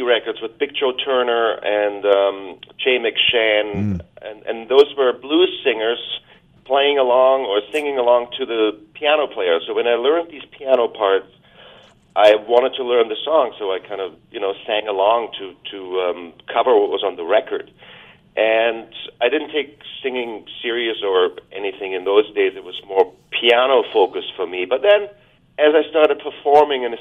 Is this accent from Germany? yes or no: yes; Germany; also born or lived in Vancouver Island, Canada; now in Canada; where I grew up in Germany